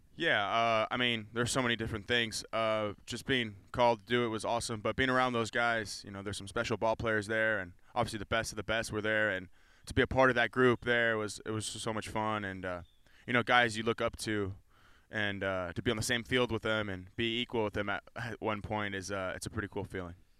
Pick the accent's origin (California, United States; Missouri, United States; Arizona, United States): California, United States; moved away